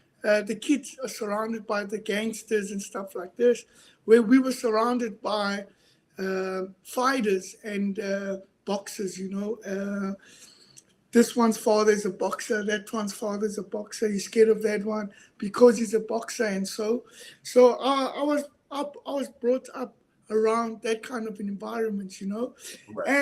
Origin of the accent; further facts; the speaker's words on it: Johannesburg, Gauteng, South Africa; moved away as an adult; now in Netherlands; I was born in South Africa. In the southwestern township known as Soweto